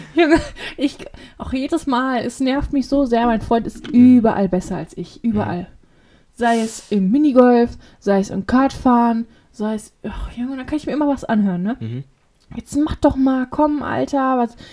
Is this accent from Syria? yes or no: no; Witten, North Rhine-Westphalia, Germany; bei uns in Witten